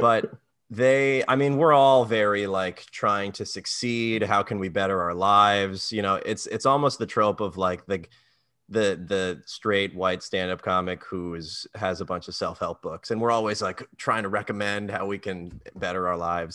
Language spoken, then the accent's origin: English; Maryland, United States; moved away as an adult; now in New York, United States; I'm from Maryland